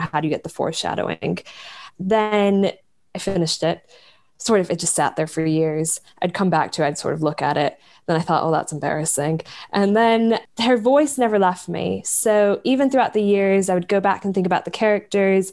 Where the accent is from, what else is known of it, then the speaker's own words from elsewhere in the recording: United States; growing up in America come from a very conservative part of America